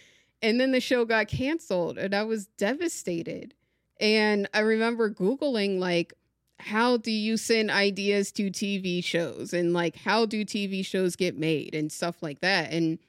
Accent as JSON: {"language": "English", "region": "Maryland", "country": "United States", "tie": "born or raised there", "said": "I grew up in Maryland, you know, like very close to DC and Baltimore. I'm like 20 minutes from each."}